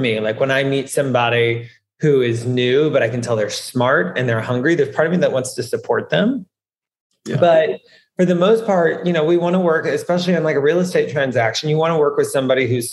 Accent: the South, United States; now in New York, United States; I'm from the South and wanted to get out of the South

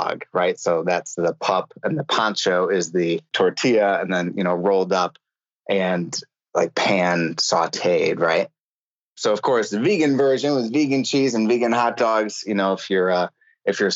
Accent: Buffalo, New York, United States; also born or lived in Cleveland; I grew up in the land of buffalo wings.

